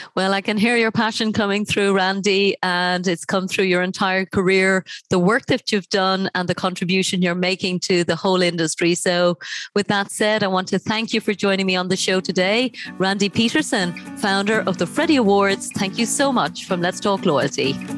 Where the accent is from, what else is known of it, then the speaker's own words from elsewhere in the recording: Ireland; I come from Ireland